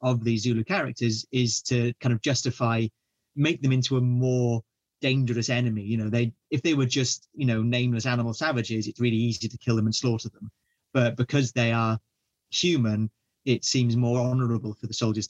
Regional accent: Wales, United Kingdom; being Welsh

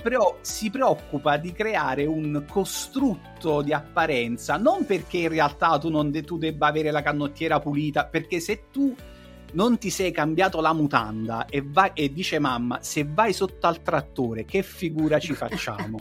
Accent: Naples, Campania, Italy; sono napoletano

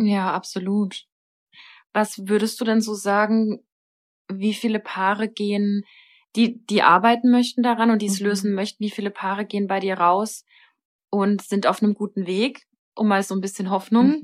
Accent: Germany; bei uns in Deutschland

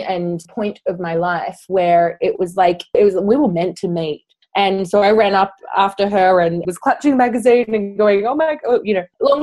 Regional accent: Australia; moved away as an adult; now in London, United Kingdom; I'm originally from Australia, but I moved to London about 10 years ago.

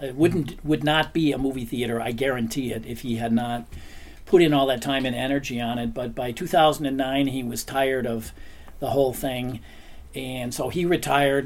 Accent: United States; moved away as an adult; now in Copenhagen, Denmark; I came over from America. I'm American

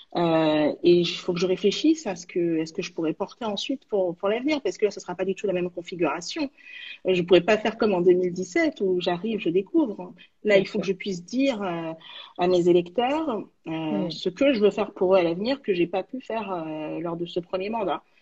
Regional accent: Saint-Ouen, Île-de-France, France; also born or lived in Villetaneuse / Val-de-Marne; j'ai grandi à Villetaneuse et puis à Saint-Ouen

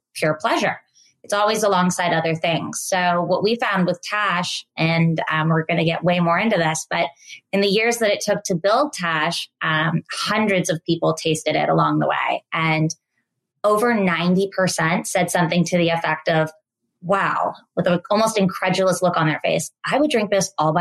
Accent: Menlo Park, California, United States; also born or lived in San Francisco; I grew up in Menlo Park. I was born in San Francisco. We moved to Menlo Park pre-Facebook

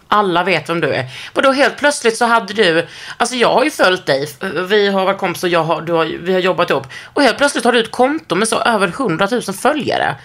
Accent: Lund, Skåne, Sweden; born or raised there

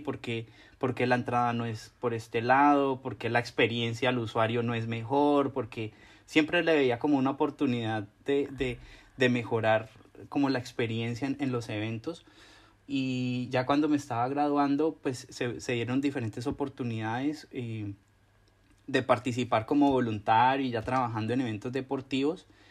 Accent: Cauca, Colombia; moved away as an adult; also born or lived in Cali, Colombia; now in Seoul, South Korea; el departamento donde yo nací, en el Cauca

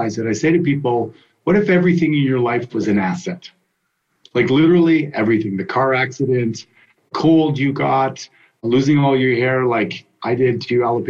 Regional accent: Canada; I grew up in Canada skating

